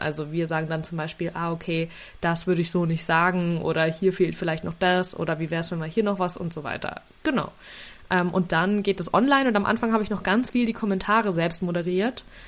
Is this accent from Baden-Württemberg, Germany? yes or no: no; Nuremberg, Bavaria, Germany; Also ich komme aus Nürnberg